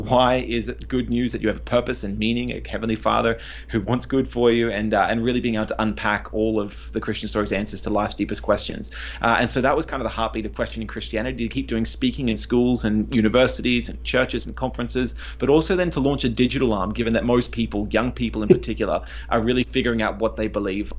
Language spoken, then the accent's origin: English; Australia; they do not understand Aussies very well, because our pronunciation is lazy. We drop the consonants off the end of words all the time.